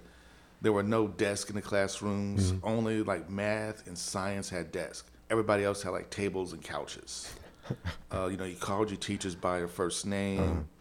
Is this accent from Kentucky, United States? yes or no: yes; Louisville, Kentucky, United States; also born or lived in Chicago, Illinois / Wilmington, Delaware / Atlanta, Georgia; So from the fourth grade on through high school, spending here in Louisville, Kentucky, then went to Atlanta for a year and then found my way on back.